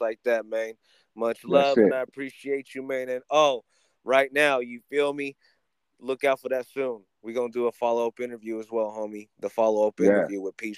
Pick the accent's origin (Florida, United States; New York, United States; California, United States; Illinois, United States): California, United States; Bay Area; now in Arizona, United States; I'm actually originally from the Bay Area. You feel me? I was raised in California